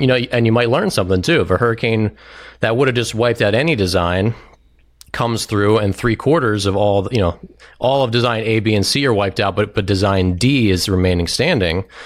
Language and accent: English; Maryland, United States; also born or lived in Washington, D.C.; I grew up in Maryland, um, here in D C